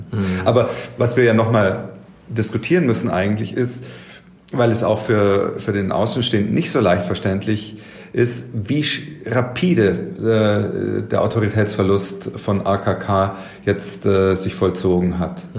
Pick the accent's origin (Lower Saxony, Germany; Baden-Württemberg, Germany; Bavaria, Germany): Bavaria, Germany; Äh, ich komme ja ursprünglich aus Bayern